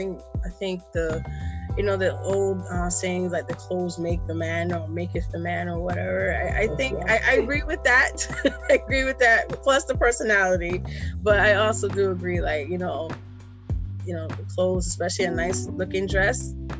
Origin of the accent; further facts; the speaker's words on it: New York City, New York, United States; also born or lived in Barbados; being born and raised in Brooklyn.